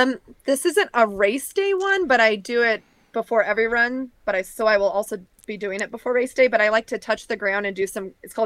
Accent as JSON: {"language": "English", "area": "the Northwest", "region": "Pacific Northwest", "country": "United States", "said": "I'm from the Northwest, so."}